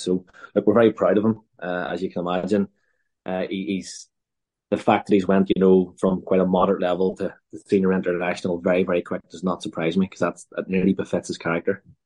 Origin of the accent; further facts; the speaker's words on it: Northern Ireland, United Kingdom; as Northern Irish